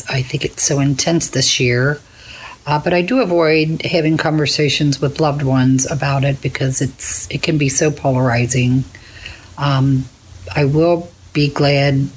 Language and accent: English; Florence, Kentucky, United States; I'm from Florence